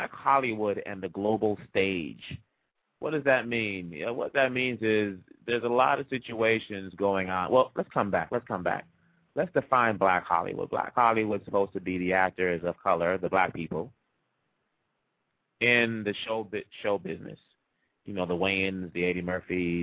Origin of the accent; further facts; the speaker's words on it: Kinshasa, DR Congo; also born or lived in Boston; now in United States; I'm from Congo. I was born in Kinshasa